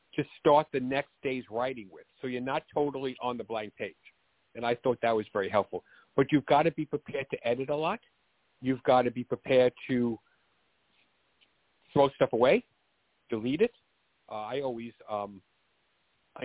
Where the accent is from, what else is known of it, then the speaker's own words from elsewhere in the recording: New York City, New York, United States; accent: Bronx; I grew up in the Bronx, which is why I talk like this. You know, I didn't go to acting school to have this accent. This is a real Bronx accent